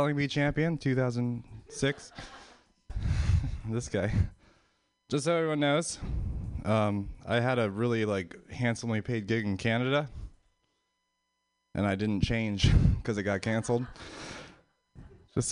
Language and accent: English; Pennsylvania, United States; moved away; I'm from Pennsylvania